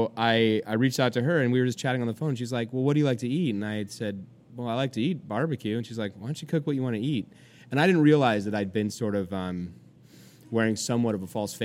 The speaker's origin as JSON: {"language": "English", "region": "California", "country": "United States", "also_born_or_lived": "Georgia", "moved": "as an adult", "lives_now": "New York, United States", "said": "I'm from California. You know, we're a pretty, pretty liberal state."}